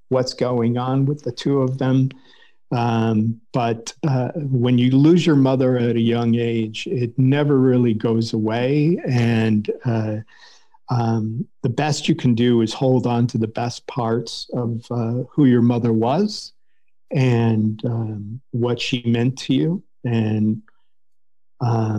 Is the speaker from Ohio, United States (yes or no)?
yes; Cleveland, Ohio, United States; I grew up in Cleveland, Ohio